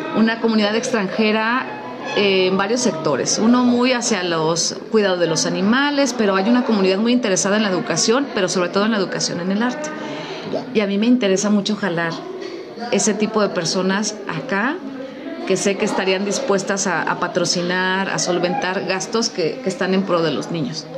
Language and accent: Spanish; Mexico